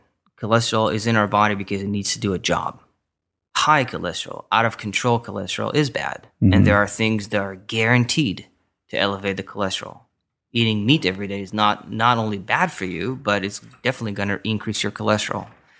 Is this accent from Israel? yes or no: yes; Israel; moved away as an adult; now in Westlake Village, United States; I was born and raised in Israel, yep.